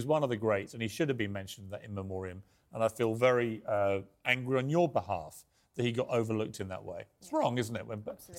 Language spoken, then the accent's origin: English; Ireland; Because I'd like to remind you, I'm Irish.